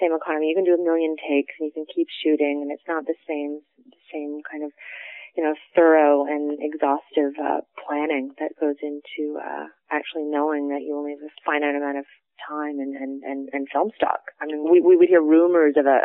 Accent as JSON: {"language": "English", "town": "Toronto", "region": "Ontario", "country": "Canada", "tie": "born or raised there", "said": "born and bred Torontonian"}